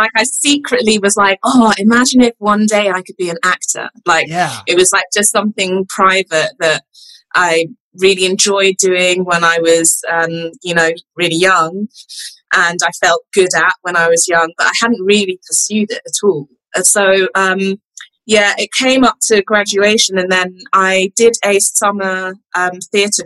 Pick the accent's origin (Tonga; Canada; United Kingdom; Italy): United Kingdom; London; also born or lived in Nottingham; I grew up in London and then, I went to university in Nottingham.